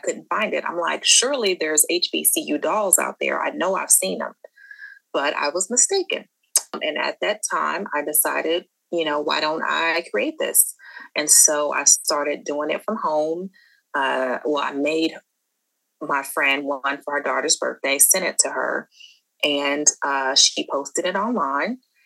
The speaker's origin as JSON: {"language": "English", "town": "Dallas", "region": "Texas", "country": "United States", "also_born_or_lived": "Hampton, Virginia / New York", "said": "I'm originally from Dallas, Texas"}